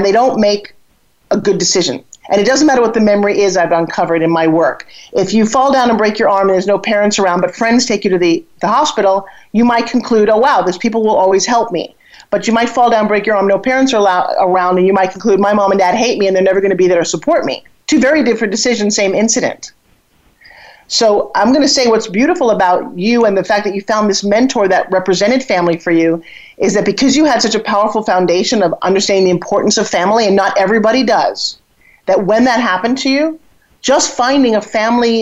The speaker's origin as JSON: {"language": "English", "region": "New York", "country": "United States", "also_born_or_lived": "Oklahoma", "accent": "New York", "moved": "yes", "said": "I had this New York attitude and accent"}